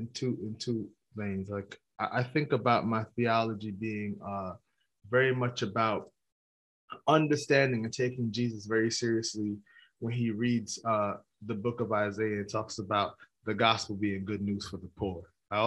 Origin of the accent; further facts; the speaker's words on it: New York City, New York, United States; I'm from Brooklyn.